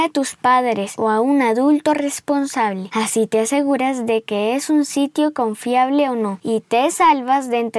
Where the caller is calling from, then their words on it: Mexico City, Mexico; Hola Jake, hola Bernie, soy … de la Ciudad de México, tengo cinco años